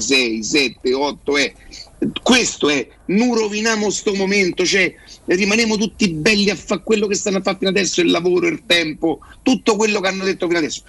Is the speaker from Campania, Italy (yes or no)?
no; Rome, Lazio, Italy; io so da Roma